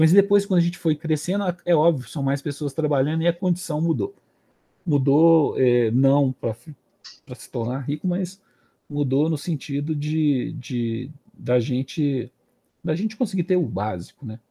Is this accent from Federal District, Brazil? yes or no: no; Belo Horizonte, Minas Gerais, Brazil; Morei no São, no São Francisco aqui